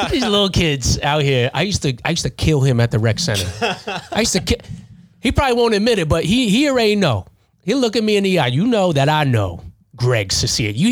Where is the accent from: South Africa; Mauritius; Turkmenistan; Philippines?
Philippines; But I'm Filipino. I know what it's like to be from a third world country